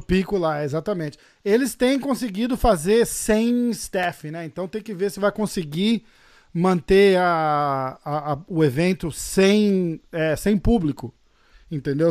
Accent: São Paulo, Brazil; Eu sou de São Paulo

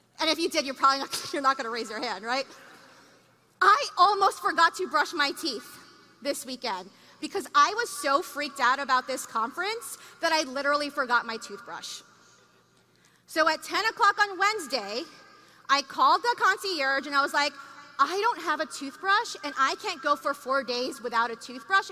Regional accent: New York, United States; I'm from New York

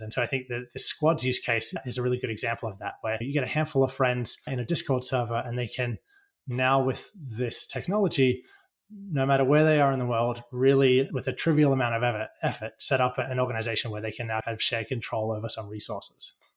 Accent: Australia; now in United States; I come from Australia and I live in the US now

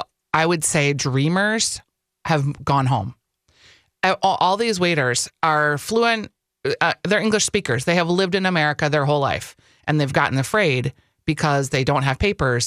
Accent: California, United States; Well, yeah, I grew up in California.

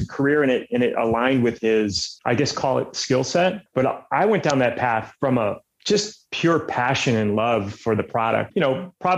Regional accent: Michigan, United States; now in Dallas, United States; I was born and raised in Michigan

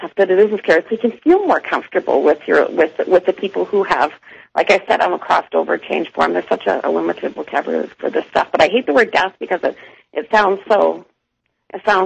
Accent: Toronto, Ontario, Canada; now in Calgary, Canada; I am from Toronto

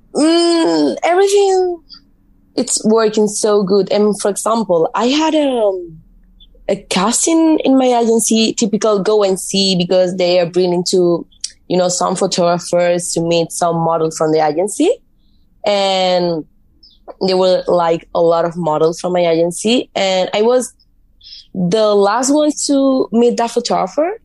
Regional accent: Mallorca, Balearic Islands, Spain; first language Spanish; English is a second language; moved away as an adult; also born or lived in Madrid; now in United States; I moved to Madrid because I'm from Mallorca, it's an island from Spain.

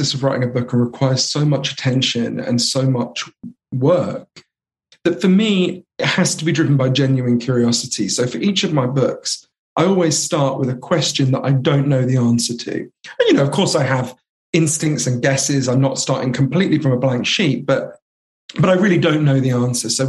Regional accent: London, United Kingdom; also born or lived in United States; I grew up here in London

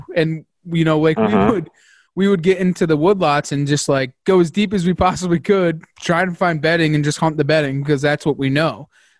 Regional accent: Connecticut, United States; so I'm from Connecticut and I live in the mountains

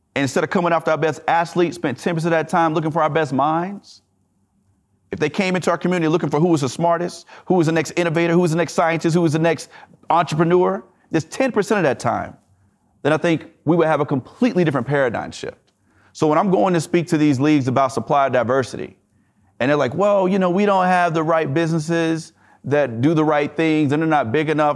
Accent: the South, United States; I'm from the South

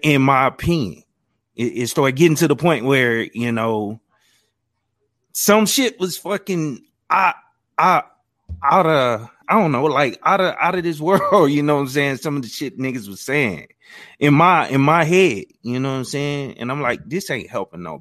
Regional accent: Louisiana, United States; where I grew up in Louisiana

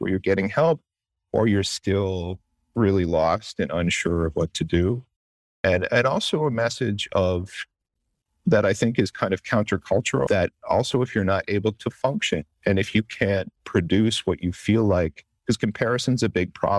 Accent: Canada; now in United States; but I am Canadian. And I've been in this country 10 years

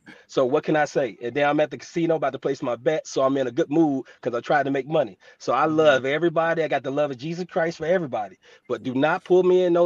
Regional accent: Gary, Indiana, United States; I'm from Gary, Indiana, the Midwest

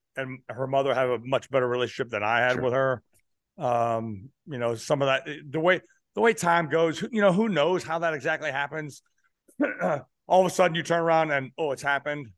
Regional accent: Pittsburgh, Pennsylvania, United States; also born or lived in California; now in South Carolina, United States; So I was born in California, but when I was seven years old, I was in Pennsylvania

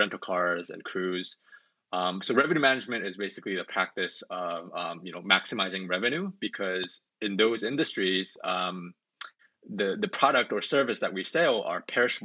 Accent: Orange County, California, United States; moved away as an adult; also born or lived in Korea / upstate New York; now in Atlanta, United States; Well, I was born in Korea, but then I grew up in Orange County, California.

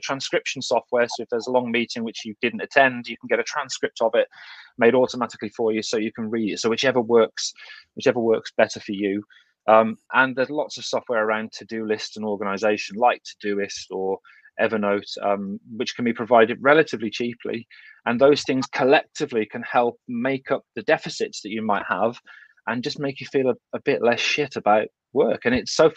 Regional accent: Kidderminster, West Midlands, United Kingdom; accent: thick Kidderminster; my thick Kidderminster accent

